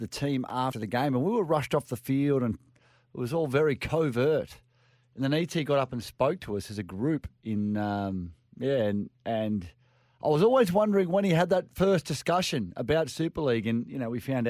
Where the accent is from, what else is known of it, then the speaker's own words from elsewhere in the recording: Queensland, Australia; also born or lived in Caringbah, New South Wales; Mate, I'm a Queenslander, mate.